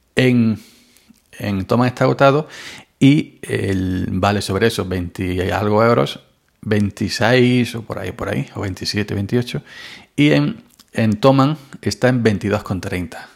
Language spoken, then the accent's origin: Spanish; Andalusia, Spain; soy andaluz.